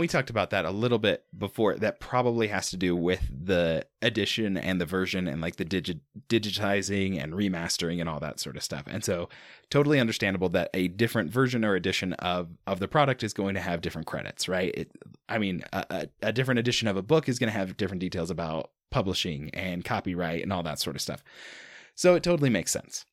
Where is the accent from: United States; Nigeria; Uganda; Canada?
United States; Mountain West; I grew up in in the Mountain West